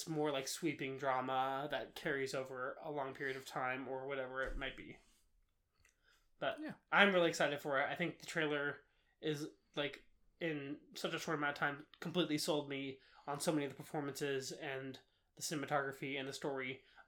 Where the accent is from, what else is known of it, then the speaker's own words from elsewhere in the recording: Baton Rouge, Louisiana, United States; I literally told you I grew up in Louisiana. Like, mm-hmm. I'm from the U.S. I'm an American.